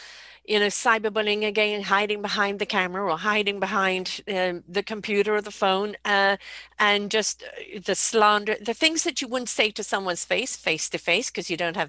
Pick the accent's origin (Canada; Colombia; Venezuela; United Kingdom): United Kingdom; I'm British